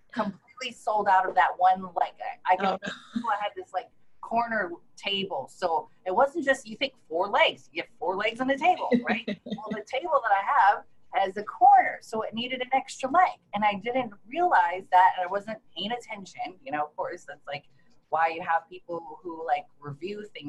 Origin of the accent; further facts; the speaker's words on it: Honolulu, Hawaii, United States; also born or lived in Seattle, Washington; now in San Diego, United States; I'm actually originally from Honolulu, Hawaii